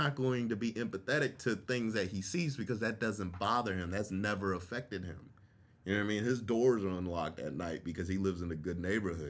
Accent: Florida, United States; also born or lived in Washington, D.C.; I'm a military kid, so I grew up in Florida and D.C.

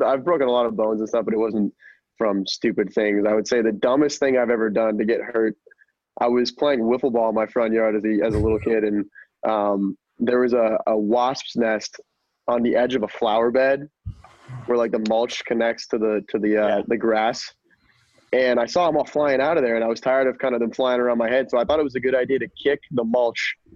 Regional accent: Boston, Massachusetts, United States; moved away as an adult; also born or lived in Tampa; I'm actually from Boston

